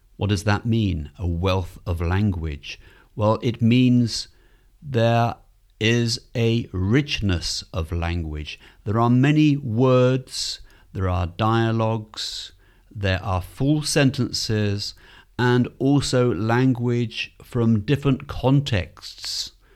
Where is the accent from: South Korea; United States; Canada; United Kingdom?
United Kingdom; Stratford-upon-Avon, West Midlands; moved away as an adult; also born or lived in Cotswolds; now in Seville, Spain; Well, I'm from England. In fact, I used to live in the west of England in a beautiful area of England called the Cotswolds, the Cotswolds. And I was born in a very famous city, which is Stratford-upon-Avon.